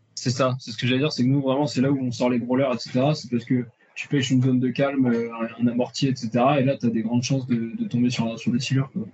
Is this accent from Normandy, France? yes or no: no; Charente, Nouvelle-Aquitaine, France; on est de Charente